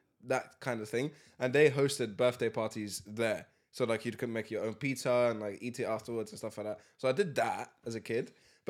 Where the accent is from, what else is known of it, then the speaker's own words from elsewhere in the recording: England, United Kingdom; Oh, we're so English.